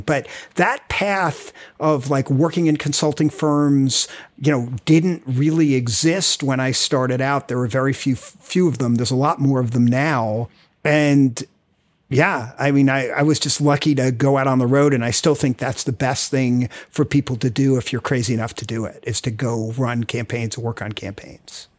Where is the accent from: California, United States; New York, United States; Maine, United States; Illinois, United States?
New York, United States; Rockland County; moved away as an adult; now in Washington, D.C., United States; I grew up in Rockland County, New York, with a crazy, like, small family, moved down here to American University